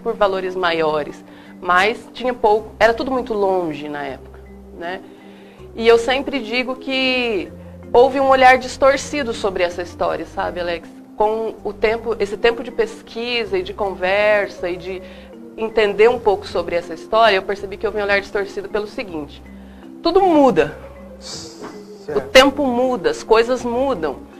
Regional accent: Paraná, Brazil; now in Mato Grosso, Brazil; eu sou do Paraná

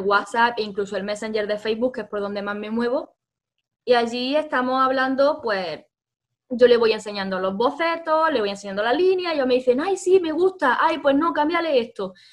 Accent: Granada, Andalusia, Spain; somos de Granada

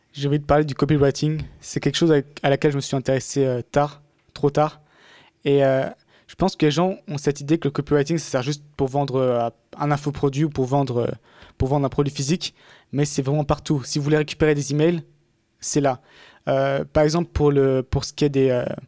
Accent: France; accent: half French, half English; moved away as an adult; also born or lived in England; en tant que Français

